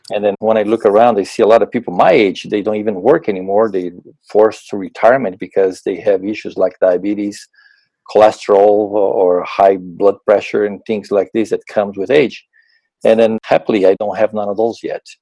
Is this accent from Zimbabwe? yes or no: no; Brazil; moved away as an adult; also born or lived in Arizona, United States; now in Wisconsin, United States; I'm originally from Brazil, born and raised in Brazil